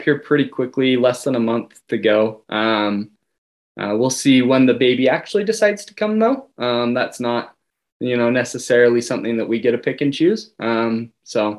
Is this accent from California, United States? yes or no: no; North Ogden, Utah, United States; also born or lived in Malaysia / Singapore; Born and raised a little bit north of Ogden, Utah, up in North Ogden